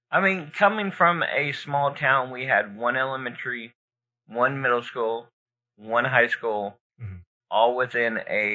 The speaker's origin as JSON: {"language": "English", "town": "Broken Arrow", "region": "Oklahoma", "country": "United States", "tie": "born or raised there", "said": "growing up in Broken Arrow"}